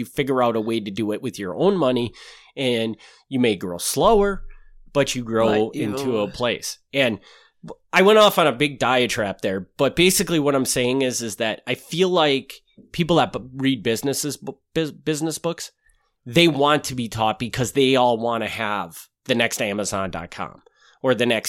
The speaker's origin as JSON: {"language": "English", "region": "Wisconsin", "country": "United States", "said": "So it makes sense that I would have this because I'm from Wisconsin"}